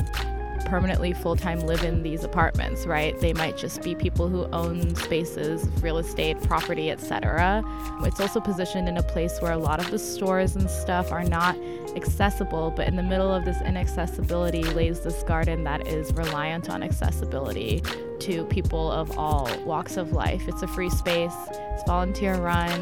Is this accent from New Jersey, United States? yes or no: yes; New Jersey, United States; now in New York, United States; I grew up in Jersey, New Jersey